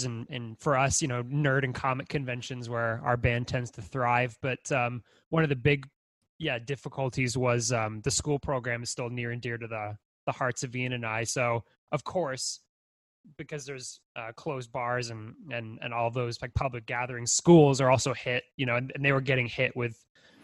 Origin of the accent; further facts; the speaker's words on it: Brockville, Ontario, Canada; I came from Brockville.